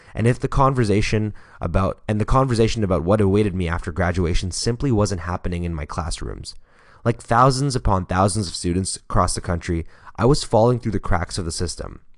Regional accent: Toronto, Ontario, Canada; my hometown remains the child poverty capital of Canada

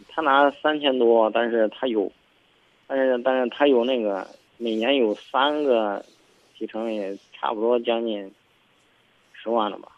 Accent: Xingyang, Henan, China; 我是咱那个郑州巡洋人

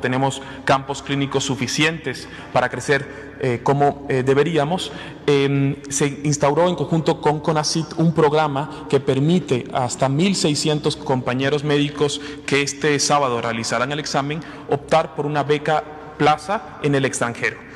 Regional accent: Mexico

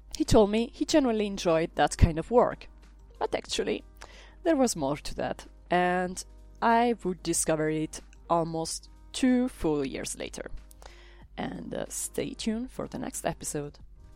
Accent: Italy; now in Brussels, Belgium; I come from Italy. I live in Brussels

